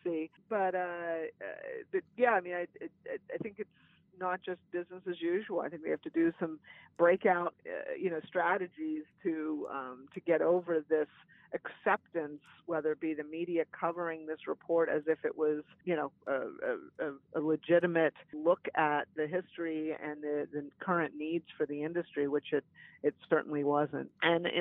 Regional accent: Beaver County, Western Pennsylvania, United States; where I grew up in Beaver County in Western PA

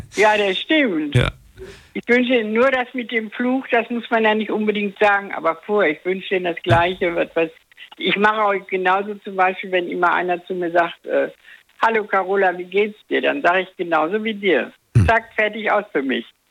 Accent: Dortmund, North Rhine-Westphalia, Germany; now in Eifel, Germany; ich bin ja aus Dortmund

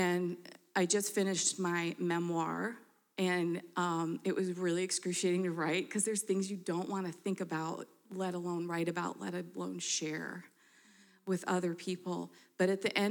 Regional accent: Michigan, United States; now in Denver, United States; I'm from Michigan

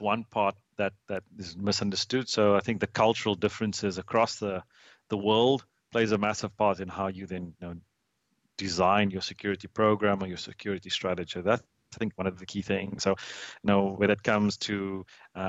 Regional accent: Cape Town, Western Cape, South Africa; moved away as an adult; also born or lived in Hong Kong / United States / London / United Arab Emirates; I was born and raised in Cape Town, South Africa

